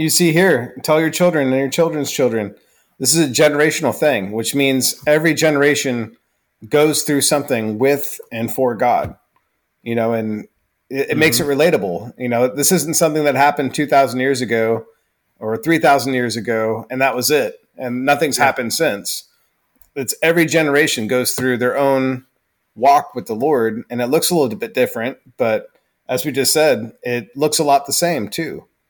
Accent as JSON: {"language": "English", "region": "Idaho", "country": "United States", "said": "No, we're from Idaho. And everyone's eyes just get big. Like, what brought you out here from Idaho?"}